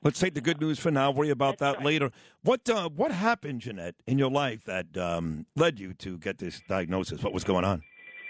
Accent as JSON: {"language": "English", "town": "New York City", "region": "New York", "country": "United States", "tie": "born or raised there", "said": "Now, I'm from Brooklyn. Grew up East 22nd in Quentin by Madison High School."}